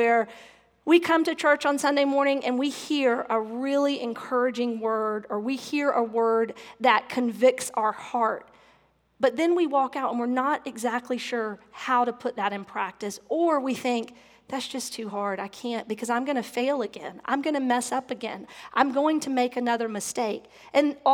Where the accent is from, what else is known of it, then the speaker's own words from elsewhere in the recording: the South, United States; growing up in the South and being raised in the Bible Belt